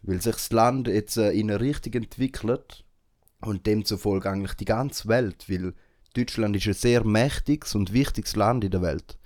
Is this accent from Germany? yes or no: no; Switzerland; für uns als Schweizer und Schweizerinnen